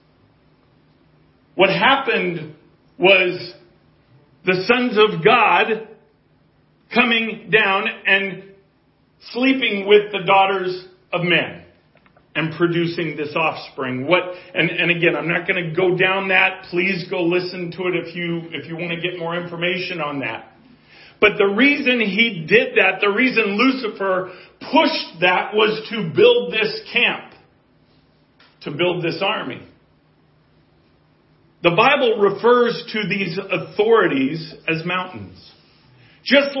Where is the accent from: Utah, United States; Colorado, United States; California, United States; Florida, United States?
Colorado, United States; I have a builder's background and I'm from Colorado.